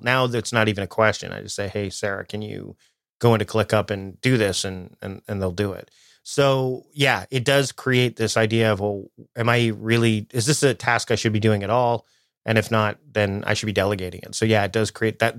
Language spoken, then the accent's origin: English; Toronto, Ontario, Canada; moved away as an adult; now in Victoria, Canada; I'm originally from the Toronto area, and then I moved out to Victoria, BC, which is where I am now